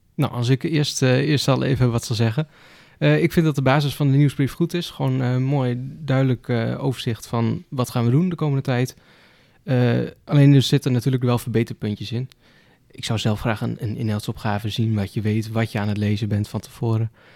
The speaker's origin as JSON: {"language": "Dutch", "town": "Gramsbergen", "region": "Overijssel", "country": "Netherlands", "said": "ik kom uit Gramsbergen. Het is een, klein stadje"}